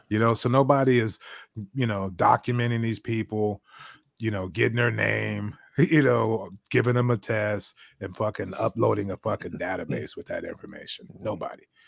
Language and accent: English; Bay Area, California, United States; now in Texas, United States; I'm from the Bay Area.